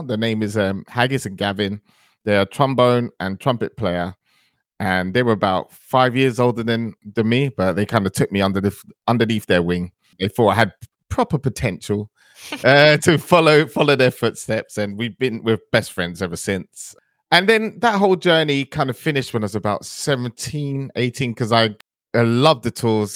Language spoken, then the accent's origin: English; London, United Kingdom; also born or lived in Antigua; I grew up in, uh, northwest London in the area.